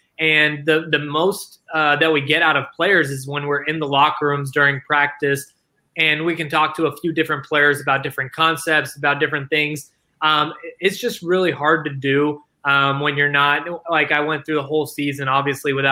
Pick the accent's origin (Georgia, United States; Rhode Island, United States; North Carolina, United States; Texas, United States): Texas, United States; Dallas; I grew up in Dallas ever since I was like 2 years old